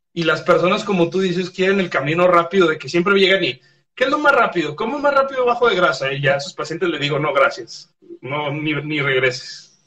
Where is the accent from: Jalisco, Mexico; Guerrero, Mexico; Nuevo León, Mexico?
Jalisco, Mexico; Guadalajara; soy de Guadalajara